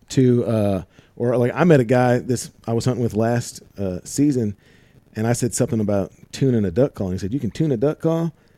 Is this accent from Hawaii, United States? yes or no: no; St. Louis, Missouri, United States; I'm from Saint Louis